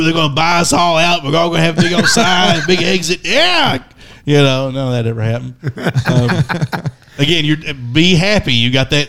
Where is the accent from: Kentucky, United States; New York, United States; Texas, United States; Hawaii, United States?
Kentucky, United States; Left Beaver, Floyd County; I'm glad I grew up on Left Beaver. I'm glad I had to drive 45 minutes to get somewhere